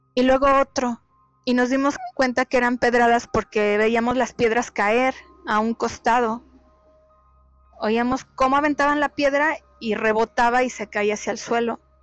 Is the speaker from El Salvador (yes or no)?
no; Ciudad Sahagún, Hidalgo, Mexico; now in Monterrey, Mexico; En aquel entonces yo vivía en, mi ciudad de origen, allá en el estado de Hidalgo. Es una ciudad industrial llamada Ciudad Sagún.